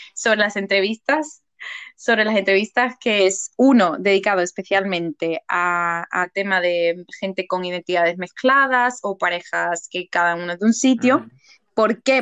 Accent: Seville, Andalusia, Spain; moved away as an adult; now in England; soy de Sevilla, soy del sur de España

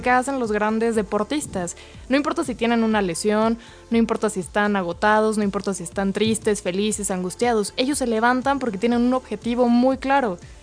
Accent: Mexico; como mexicanos

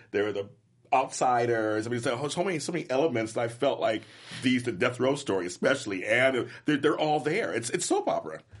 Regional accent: Inglewood, California, United States; also born or lived in Compton, California; I'm from Inglewood, and I'm from Compton, and I'm from, I'm from those

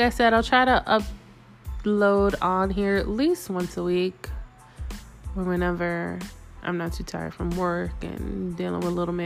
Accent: New York City, New York, United States; moved away as an adult; now in Las Vegas, United States; I am originally from New York. Yes, New York City. Harlem, to be exact

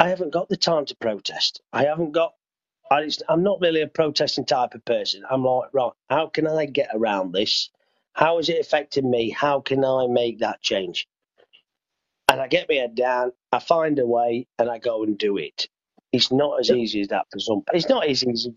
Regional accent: United Kingdom; we're British.

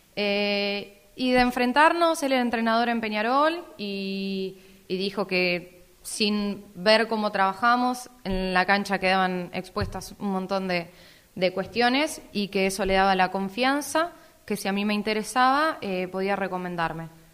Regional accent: Necochea, Buenos Aires Province, Argentina; yo no era de Italia y que era de Argentina

